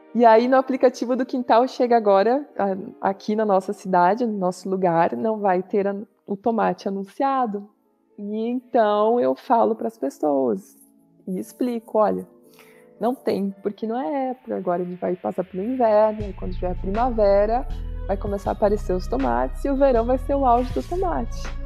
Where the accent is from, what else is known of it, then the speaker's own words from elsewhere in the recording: São Bento do Sul, Santa Catarina, Brazil; moved away as an adult; also born or lived in Florianópolis; Eu nasci aqui em São Bento do Sul, onde nós estamos hoje